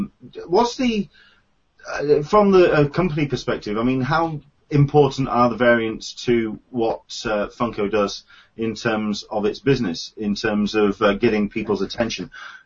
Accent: United Kingdom; I know as a Brit, it's not going to get mailed directly to me, but I will be getting my hands on one.

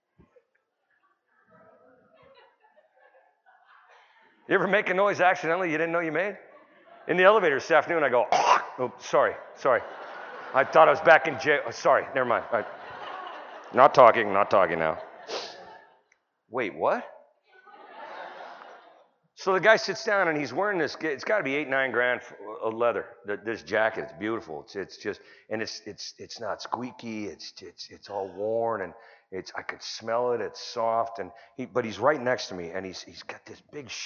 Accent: California, United States; I'm from California

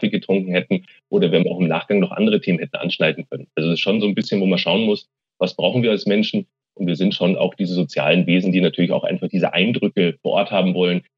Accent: Munich, Bavaria, Germany; born there; äh, gebürtiger Münchner und jetzt seit äh, zehn Jahren geschäftsführender Vizepräsident und Chief Information Officer der TU München.

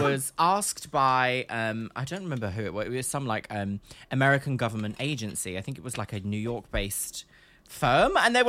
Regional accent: United Kingdom; now in London, United Kingdom; I'm British. Like, I live in London.

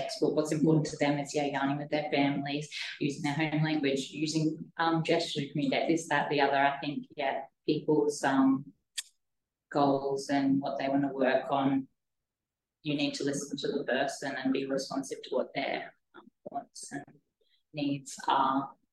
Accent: Northern Queensland, Australia; now in Darwin, Australia; I'm a Jibal from Northern Queensland, living and working on Larrakia country in Darwin

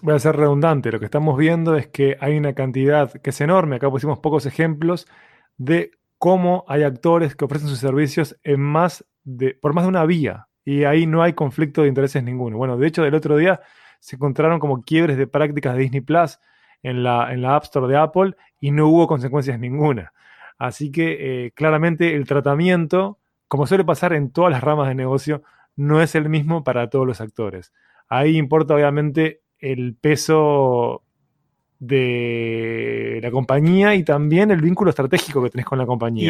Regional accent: Montevideo, Uruguay; En el caso uruguayo, que nosotros somos de Uruguay, somos de Montevideo

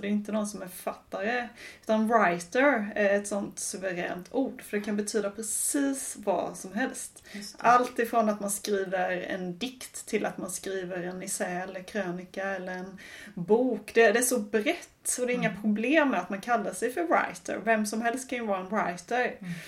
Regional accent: Sweden; moved away as an adult; also born or lived in England; jag var svensk

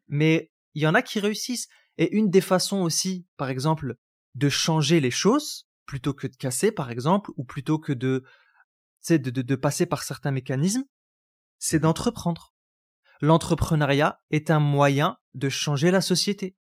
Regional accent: Roubaix, Hauts-de-France, France; j'ai grandi à Roubaix

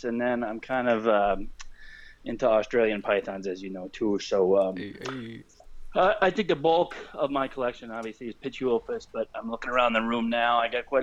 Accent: Wisconsin, United States; accent: Wisconsin; I'm a Wisconsin boy as well

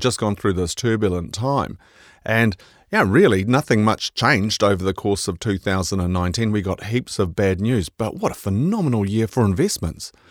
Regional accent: Scotland, United Kingdom; now in New Zealand; being Scottish

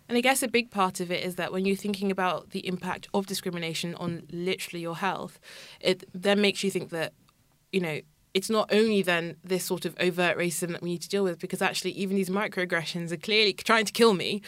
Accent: Kent, South East England, United Kingdom; I grew up in Kent

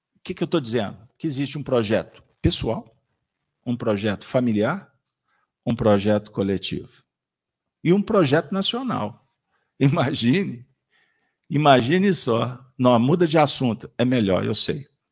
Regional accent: Minas Gerais, Brazil; Nós que somos mineiros

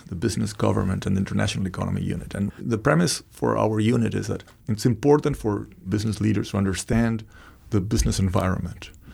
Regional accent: Argentina; moved away; I, I was born in Argentina

